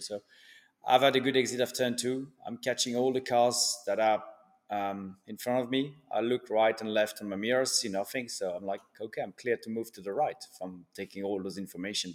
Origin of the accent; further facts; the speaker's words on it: Switzerland; also born or lived in France; now in Miami, United States; I was born in Switzerland from a Swiss dad and a, a French mum